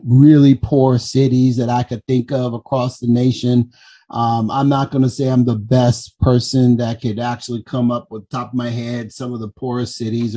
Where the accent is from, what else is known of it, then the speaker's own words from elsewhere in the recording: Compton, California, United States; I grew up in Compton.